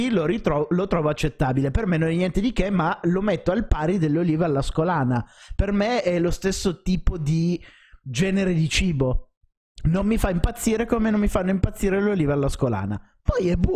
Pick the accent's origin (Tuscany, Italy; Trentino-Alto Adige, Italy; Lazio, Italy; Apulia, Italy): Apulia, Italy; io sono pugliese, a me piacciono più i panzerotti degli arancini